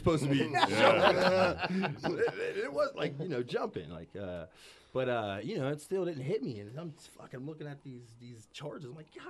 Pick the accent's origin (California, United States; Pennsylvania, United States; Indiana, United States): Pennsylvania, United States; Pittsburgh; Hazelwood. Okay. Glen Hazel, to be exact. Up to, you know, the projects.